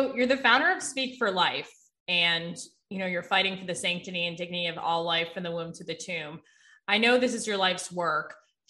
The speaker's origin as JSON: {"language": "English", "town": "Santa Monica", "region": "California", "country": "United States", "tie": "born or raised there", "said": "growing up in Santa Monica, California, which was a very liberal environment"}